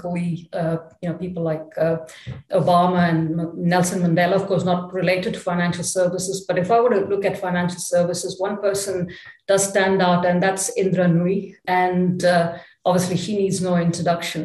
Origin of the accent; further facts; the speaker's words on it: Chennai, Tamil Nadu, India; moved away as an adult; also born or lived in Paris, France; now in Luxembourg; So I grew up in Chennai. It was called Madras in those days. So that's where, you know, I went through all my education